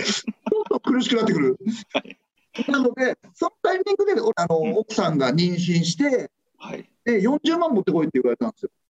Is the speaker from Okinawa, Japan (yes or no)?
no; Adachi, Tokyo, Japan; 子供の頃はあのー足立区出身なので、はい、あのビートたけしさんがやっぱりもう地元で